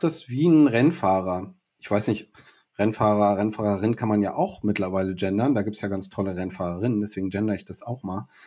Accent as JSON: {"language": "German", "town": "Buchholz in der Nordheide", "region": "Lower Saxony", "country": "Germany", "tie": "born or raised there", "also_born_or_lived": "Düsseldorf / Berlin", "moved": "as an adult", "lives_now": "Hannover, Germany", "said": "ich bin in Düsseldorf bis neun aufgewachsen, dann sind wir nach Buchholz in der Nordheide gezogen"}